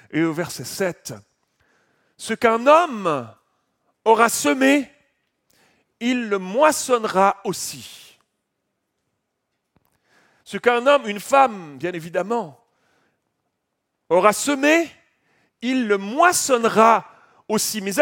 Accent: Switzerland; Je ne connais pas Paris, je ne suis, pas, pas français, je suis suisse.

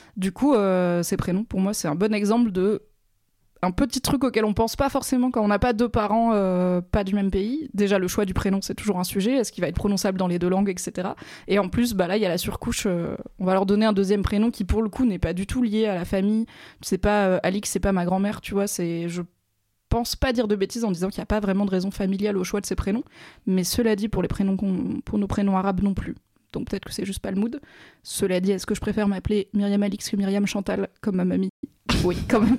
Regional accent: France; je suis née et j'ai grandi en France

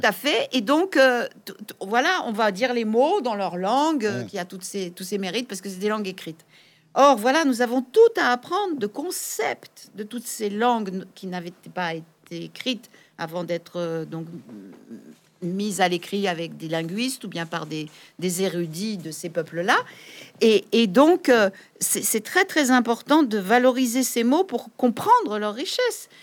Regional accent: France; en tant que Française, vivant en France

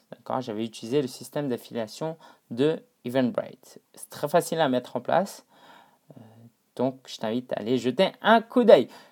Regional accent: China; moved away; en retournant en Chine, euh, donc euh, Chine continentale, hein, ça faisait allez, 4 ans que j'étais pas retourné dans ma ville natale

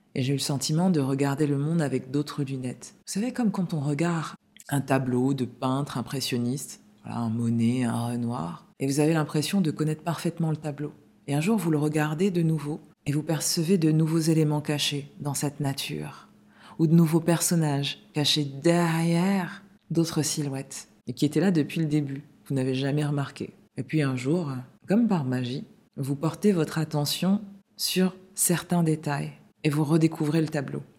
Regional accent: Paris, Île-de-France, France; moved away as an adult; also born or lived in London; je suis né à Paris et puis euh, pour le travail et aussi pour explorer le monde, je suis parti vivre à Londres et dans différentes villes du sud de la France.

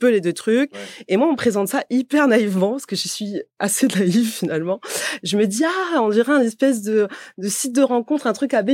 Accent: Montpellier, Occitania, France; je viens de Montpellier.

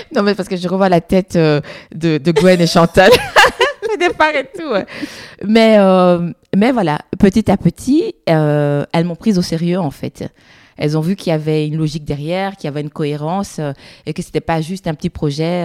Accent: Brussels, Brussels-Capital Region, Belgium; Je suis belge, je suis bruxellois

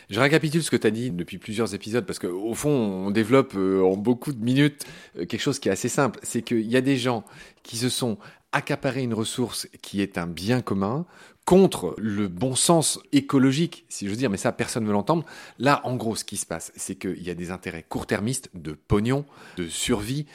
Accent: Lorraine, Grand Est, France; je viens de Lorraine

